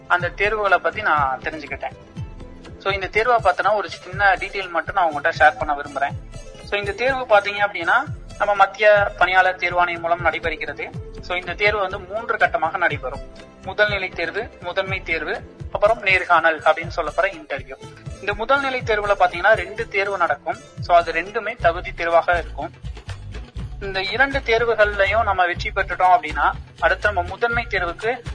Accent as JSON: {"language": "Tamil", "area": "Madurai district", "region": "Tamil Nadu", "country": "India", "tie": "born or raised there", "moved": "yes", "lives_now": "Coimbatore, India", "said": "எனது சொந்த மாவட்டம் மதுரை"}